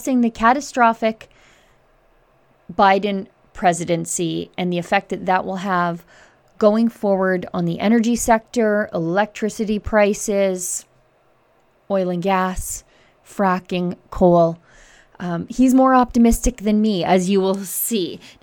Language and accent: English; Alberta, Canada; as a Canadian and as an Albertan